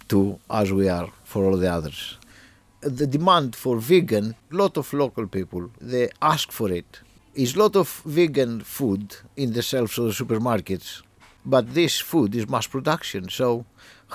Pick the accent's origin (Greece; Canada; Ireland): Greece; moved away as an adult; now in Cambridge, United Kingdom; I grew up in Greece.